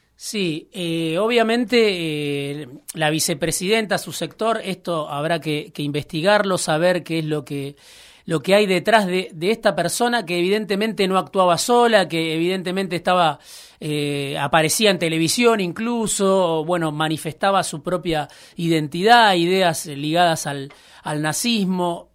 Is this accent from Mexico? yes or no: no; Baradero, Buenos Aires Province, Argentina; en, mi pueblo, en Varadero, jugaba al fútbol